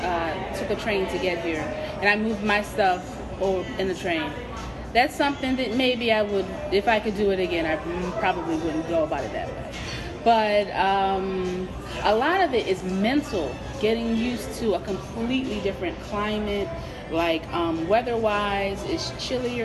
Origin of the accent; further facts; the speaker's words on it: Camden, New Jersey, United States; moved away as an adult; also born or lived in Philadelphia, Pennsylvania; now in Iowa, United States; I was born in Philly, but I lived most of my life in Camden, New Jersey